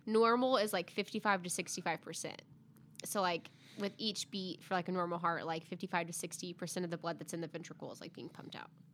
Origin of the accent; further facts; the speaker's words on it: Arkansas, United States; I'm from Arkansas